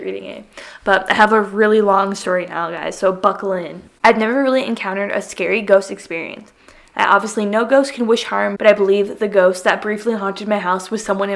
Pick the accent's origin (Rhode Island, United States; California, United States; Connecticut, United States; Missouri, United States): Connecticut, United States; Southwest; I am from Southwest Connecticut